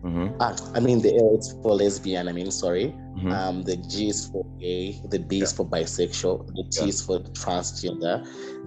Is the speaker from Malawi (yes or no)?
yes; Malawi; I'm from Malawi.